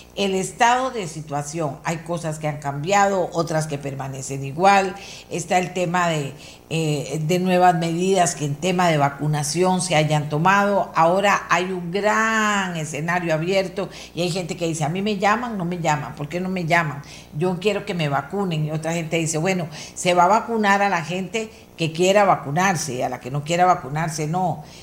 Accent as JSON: {"language": "Spanish", "country": "Costa Rica"}